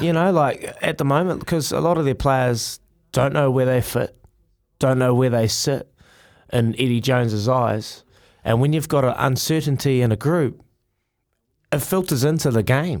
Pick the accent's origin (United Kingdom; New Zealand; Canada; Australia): New Zealand; Hawke's Bay; growing up in Teowonga, in Hawke's Bay